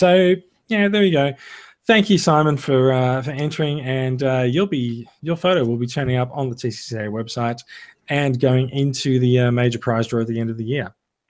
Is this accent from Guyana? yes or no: no; Victoria, Australia; I grew up with Safeway in Victoria